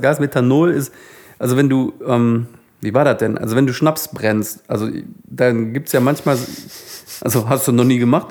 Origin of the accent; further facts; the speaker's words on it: Solingen, North Rhine-Westphalia, Germany; bei uns in Solingen, wo ich aufgewachsen bin